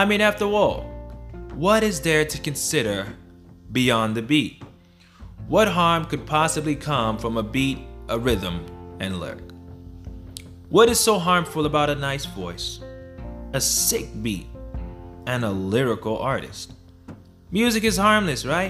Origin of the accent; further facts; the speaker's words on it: Broward County, Florida, United States; I grew up in Broward County, I grew up from the east side